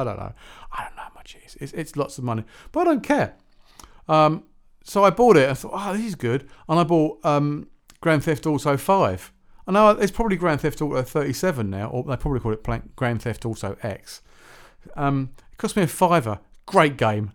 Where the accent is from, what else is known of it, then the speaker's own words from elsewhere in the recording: Shepperton, South East England, United Kingdom; I grew up in Shepperton, uh, which is not far from Staines.